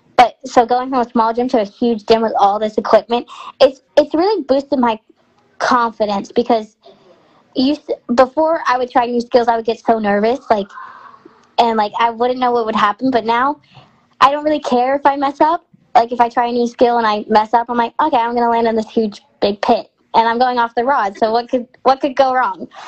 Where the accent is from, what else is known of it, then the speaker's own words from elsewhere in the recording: Texarkana, United States; Where I'm from, my hometown, it's a big Texas and Arkansas rivalry because we're in, there's Texarkana is um, Texarkana, Texas, and there's a Texarkana, Arkansas